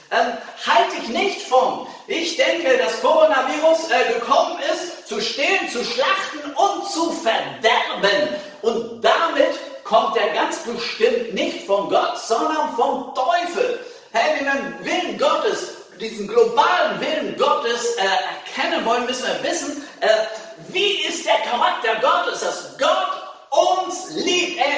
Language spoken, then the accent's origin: German; Hannover, Lower Saxony, Germany; Also als Hannoveraner kann ich dir nicht empfehlen, nach Braunschweig zu studieren